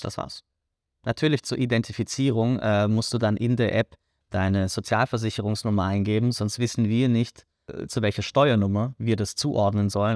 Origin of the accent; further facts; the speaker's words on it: Germany; moved away as an adult; now in Vienna, Austria; Ich komme äh, aus Deutschland.